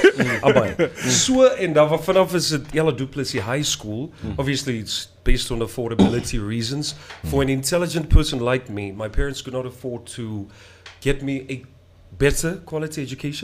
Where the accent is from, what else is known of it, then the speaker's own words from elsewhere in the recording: Windhoek, Khomas, Namibia; I was born in Windhoek.